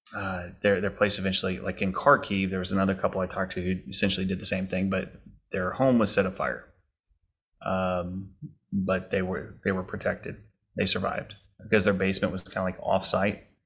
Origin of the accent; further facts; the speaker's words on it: Texas, United States; now in Lake Charles, United States; I was born and raised in Texas